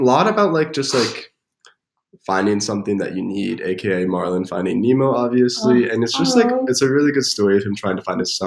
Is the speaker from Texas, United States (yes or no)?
no; Cody, Wyoming, United States; also born or lived in Whitehall; I hail from Cody, Wyoming